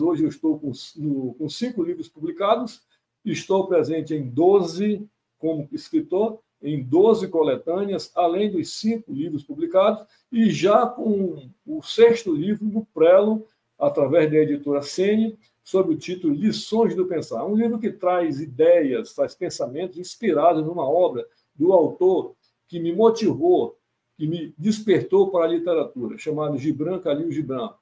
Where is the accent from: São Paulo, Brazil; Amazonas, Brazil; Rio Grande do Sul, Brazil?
Amazonas, Brazil; Manaus; moved away as an adult; eu sou natural de Manaus, mas não apenas dessa Manaus bonita, a Manaus do Teatro Amazonas, mas a Manaus principalmente das beiras de rio, dos igarapés, dessa área de periferia, que foi onde eu nasci, me criei, vivi pelo menos até os 18 anos